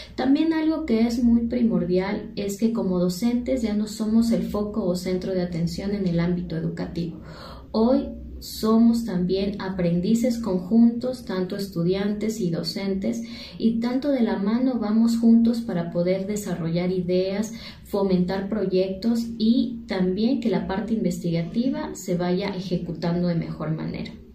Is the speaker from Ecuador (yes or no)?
yes; Ecuador; soy de Ecuador